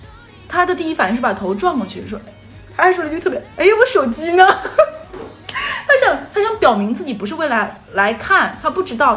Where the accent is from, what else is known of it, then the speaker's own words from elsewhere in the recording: Northeast China, China; moved away as an adult; now in Shanghai, China; 对，我是个东北人。